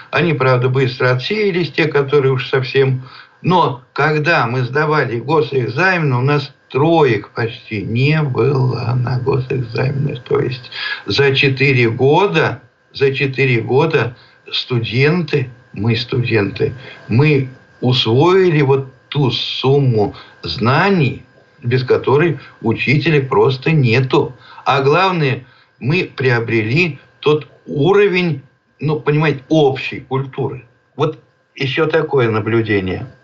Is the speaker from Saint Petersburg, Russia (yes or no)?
no; Penza Oblast, Russia; Родился я в Пензенской области, в деревне